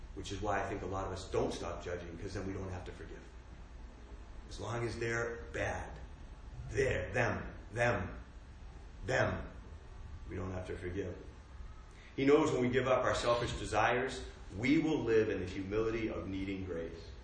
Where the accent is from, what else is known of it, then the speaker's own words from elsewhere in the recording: United States; growing up in America